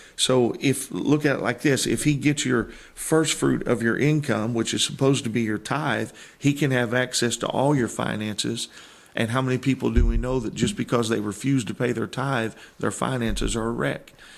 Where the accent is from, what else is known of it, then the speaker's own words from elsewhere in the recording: Granite City, Illinois, United States; moved away as an adult; I was born in Granite City, Illinois